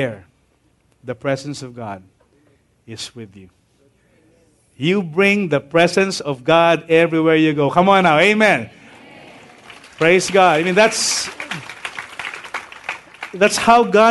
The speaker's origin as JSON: {"language": "English", "area": "Tahanan Village", "region": "Metro Manila", "country": "Philippines", "tie": "born or raised there", "said": "I grew up living in Tahanan Village"}